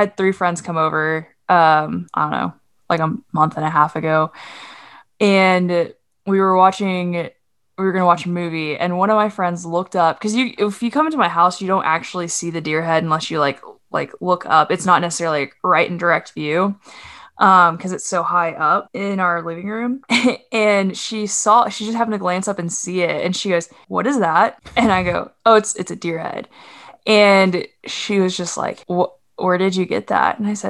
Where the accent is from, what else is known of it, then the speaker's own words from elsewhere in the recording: Oklahoma, United States; also born or lived in Arkansas; That's just part of growing up in Oklahoma and in Arkansas and other